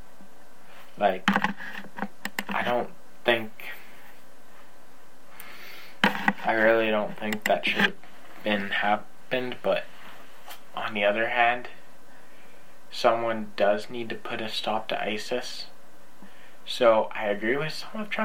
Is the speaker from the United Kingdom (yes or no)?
no; Canada; I'm Canadian